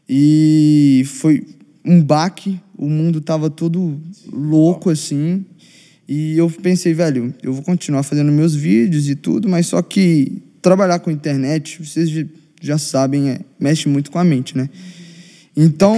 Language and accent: Portuguese; Belo Horizonte, Minas Gerais, Brazil; Eu sou de Belo Horizonte